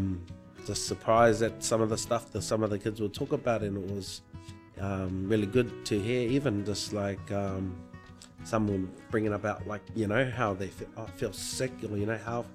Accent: New Zealand; now in Broome, Australia; I'm a Māori from New Zealand, and so I'm not from here

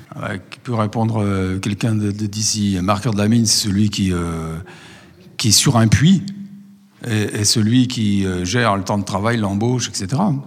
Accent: Montchanin, Bourgogne-Franche-Comté, France; also born or lived in Le Creusot; je suis de Montchanin

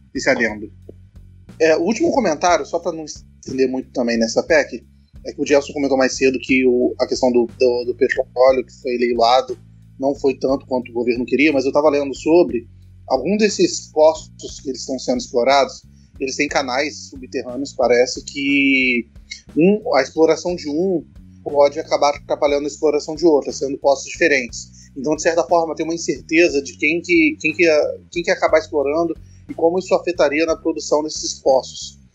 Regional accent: Cachoeiro de Itapemirim, Espírito Santo, Brazil; quem nasce em Cachoeiros de Itapimirim, a cidade onde eu nasci

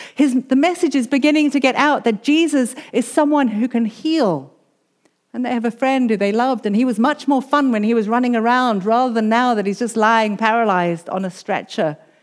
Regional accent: South Africa; moved away; I'm a South African. I grew up under apartheid

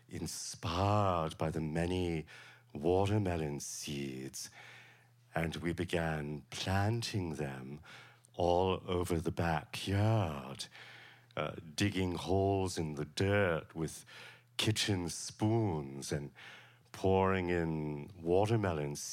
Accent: Savannah, Georgia, United States; I grew up in Savannah, Georgia, with my mother and my sister Helen

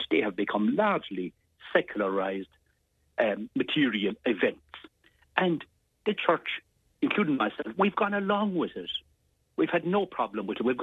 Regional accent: Glen of Aherlow, Munster, Ireland; growing up in the Glen of Aherlow

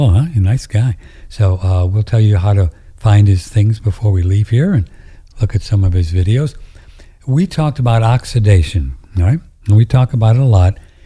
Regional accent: St. Louis, Missouri, United States; I grew up in St. Louis.

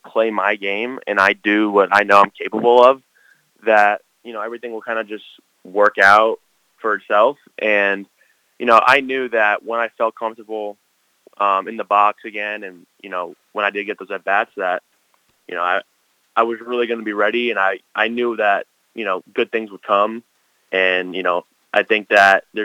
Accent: Parkland, Florida, United States; Anthony grew up in my hometown, and he went to Marjory Stoneman Douglas High School like I did

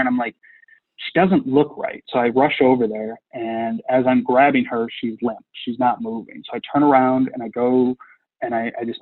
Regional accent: Midwest, United States; We're from the Midwest

